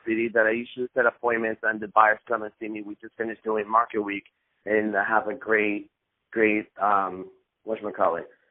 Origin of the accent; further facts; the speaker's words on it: Costa Rica; now in United States; I was born in Costa Rica.